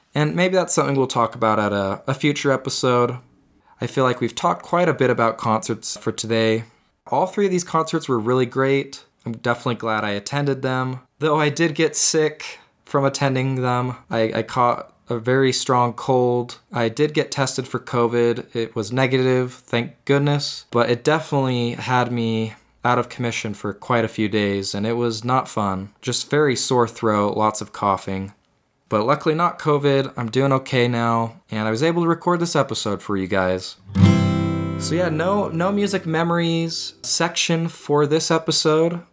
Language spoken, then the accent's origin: English; Utah, United States; Growing up in Utah my whole life